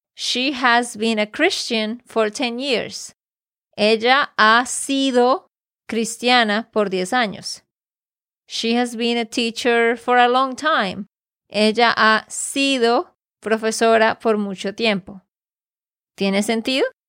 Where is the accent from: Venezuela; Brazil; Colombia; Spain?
Colombia; Santander; de Santander, Colombia